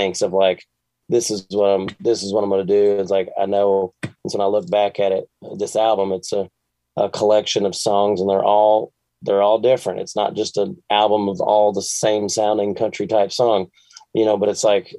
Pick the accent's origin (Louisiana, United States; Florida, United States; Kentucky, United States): Kentucky, United States; Bowling Green; I grew up in Bowling Green, Kentucky